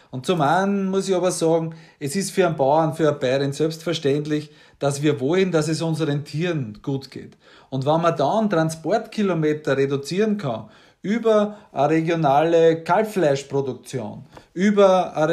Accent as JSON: {"language": "German", "town": "Waldhausen", "region": "Upper Austria", "country": "Austria", "tie": "born or raised there", "also_born_or_lived": "Waldviertel, Lower Austria", "said": "ich bin politisch Mostviertler, ich bin daheim im Waldviertel am Granit und ich bin in Waldhausen in Oberösterreich Müllviertel in die Schule gegangen."}